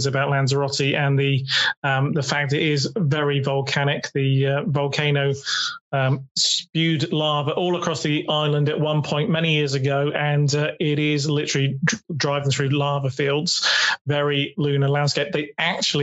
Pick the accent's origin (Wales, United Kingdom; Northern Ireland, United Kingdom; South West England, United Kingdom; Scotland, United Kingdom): South West England, United Kingdom; Dorset; I'm from Dorset